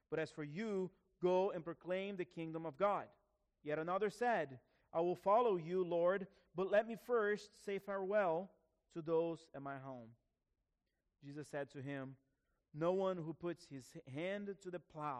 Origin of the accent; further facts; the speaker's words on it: Brazil; moved away; my grandfather, who was a pastor in my hometown in Brazil